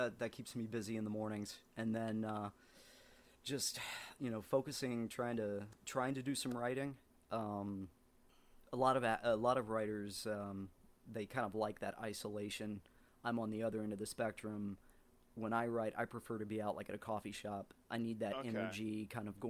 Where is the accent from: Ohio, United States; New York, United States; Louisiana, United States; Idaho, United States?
Ohio, United States; southeastern; moved away as an adult; now in Los Angeles, United States; where I grew up in Ohio, it was like the southeastern tip of the state